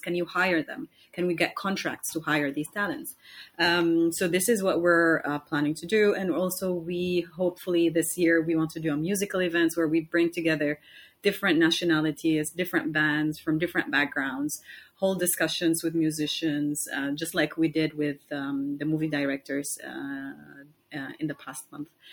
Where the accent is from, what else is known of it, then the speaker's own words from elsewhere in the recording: Somalia; now in Istanbul, Turkey; I'm from Somalia. Um, I've been living here in Istanbul for almost one year and two months